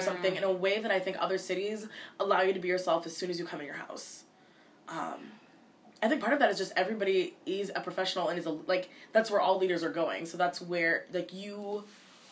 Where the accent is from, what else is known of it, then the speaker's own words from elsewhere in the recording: United States; I'm a Ugandan American because I was born here in America, but my parents, both of them were born and raised in Uganda